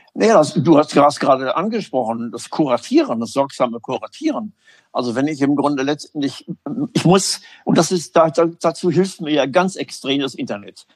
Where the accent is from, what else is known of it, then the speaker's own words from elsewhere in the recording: Münster, North Rhine-Westphalia, Germany; also born or lived in Hamburg; Münster meine Heimatstadt ist